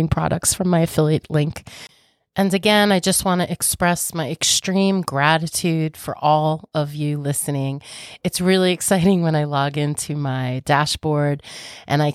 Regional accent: Long Island, New York, United States; I'm from New York, so Long Island, actually. So if you're local to me, you know, I do have a holistic spa.

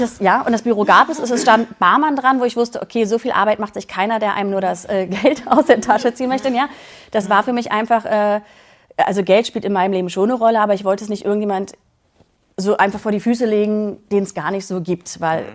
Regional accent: Berlin, Germany; 42 Jahre alt, äh, komme aus Berlin

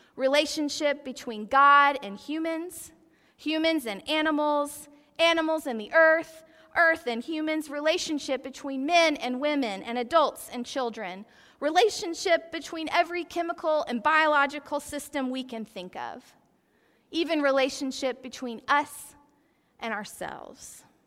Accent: Athens, Georgia, United States; I grew up in Athens, Georgia

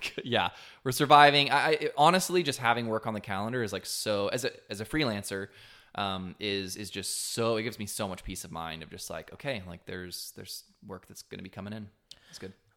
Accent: Texas coast, United States; I grew up on the Texas coast

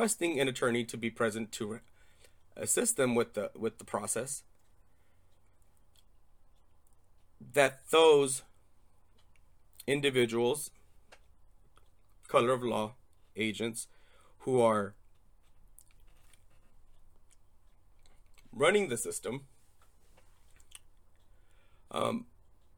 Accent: Torrance, California, United States; moved away as an adult; now in Arizona, United States; I was born in Torrance, California. Moved to Arizona in 2005

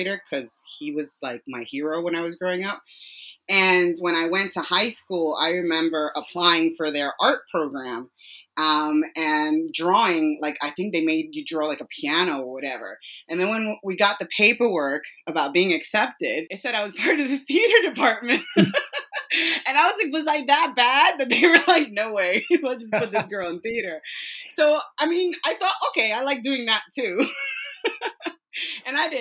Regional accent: New York City, New York, United States; moved away as an adult; also born or lived in Dominican Republic; now in United Kingdom; So I'm from New York City originally. I'm from Brooklyn, New York. Grew up there most of my life

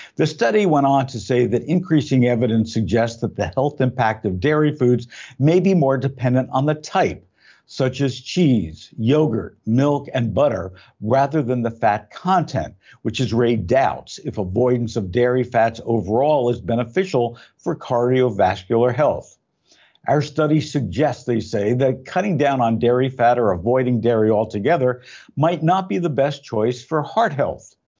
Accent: Belleville, New Jersey, United States; now in Southern California, United States; I grew up in Belleville, New Jersey

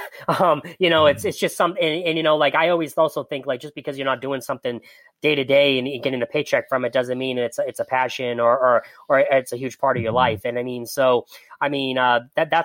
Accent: Boston, Massachusetts, United States; I'm from Boston, I grew up outside of Boston

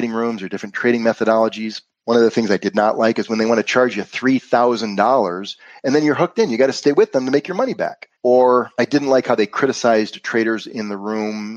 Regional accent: Western New York, United States; moved away as an adult; also born or lived in Florida; I'm originally from Western New York.

